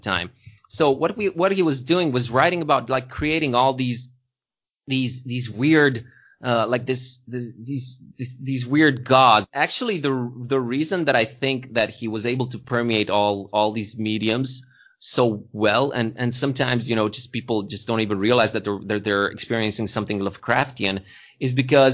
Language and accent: English; Târgu Mureș, Mureș County, Romania; now in Sighișoara, Romania; Târgu Mureș, from my hometown